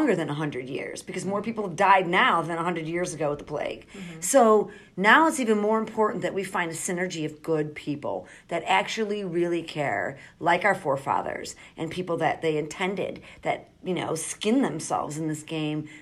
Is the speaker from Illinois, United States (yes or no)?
yes; Chicago, Illinois, United States; also born or lived in Australia; I grew up in Michael Madigan's district, and I watched my community, like Marquette Park